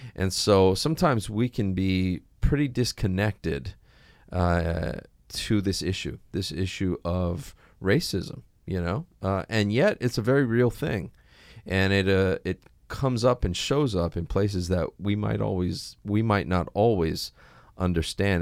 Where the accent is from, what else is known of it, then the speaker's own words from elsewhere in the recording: Hawaii, United States; I grew up here in Hawaii